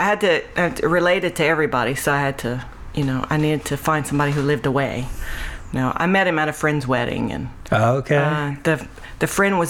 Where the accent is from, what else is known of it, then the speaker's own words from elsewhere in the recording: Grand Chenier, Louisiana, United States; moved away; also born or lived in Cameron, Louisiana / Hicks, Louisiana / Alexandria, Louisiana; I'm originally from Cameron. Yeah. And grew up in Creole Grand Chenier area too.